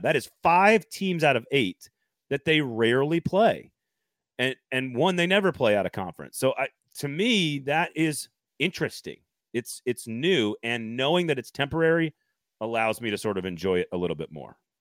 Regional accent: Austin, Texas, United States; now in Nashville, United States; when you grow up in Austin in middle school playing football, especially like I did

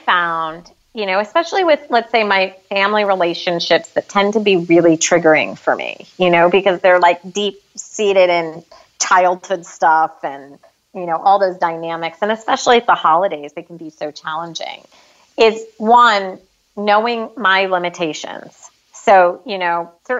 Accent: United States; we as American citizens

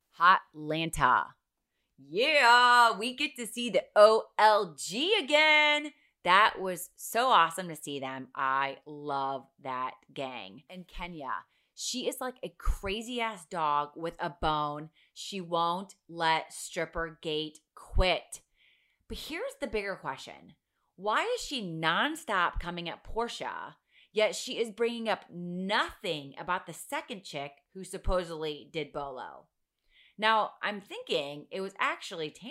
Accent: Ohio, United States; now in Los Angeles, United States; I grew up in Ohio

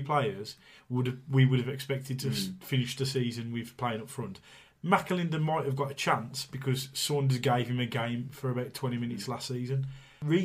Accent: Tipton, West Midlands, United Kingdom; I'm from Tipton, a lot of my friends are Albion fans

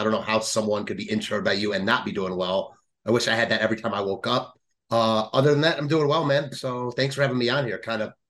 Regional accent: Cleveland, Ohio, United States; Born and raised in Cleveland, like in the suburbs, for those who aren't familiar with Cleveland, like about 30 minutes outside the city. I'm back there now after having traveled for school

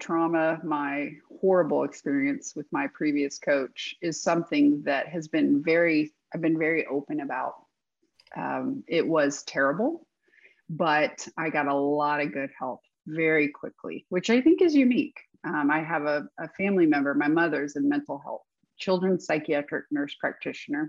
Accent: Southlake, Texas, United States; I was born and raised in the Dallas-Fort Worth area in Texas by two people from Ohio. So I don't have any dramatic accent or anything like

